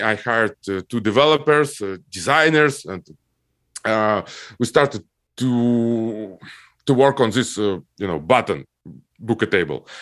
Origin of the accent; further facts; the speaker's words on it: Almaty, Kazakhstan; moved away; I grew up in Kazakhstan, in, uh, Almaty city. It's my hometown.